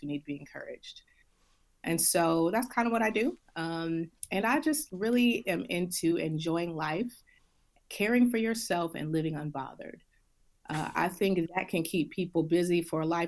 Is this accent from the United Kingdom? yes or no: no; Detroit, Michigan, United States; moved away; I'm originally from Detroit, Michigan